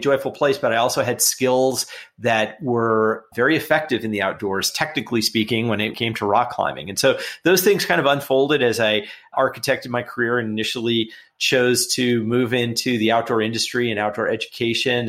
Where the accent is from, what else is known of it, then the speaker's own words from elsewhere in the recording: Los Angeles, California, United States; I grew up in Los Angeles in a pretty urban setting